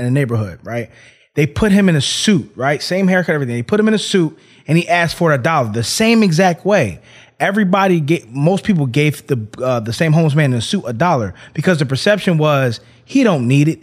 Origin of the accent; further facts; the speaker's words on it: Philadelphia, Pennsylvania, United States; moved away; I'm from Philly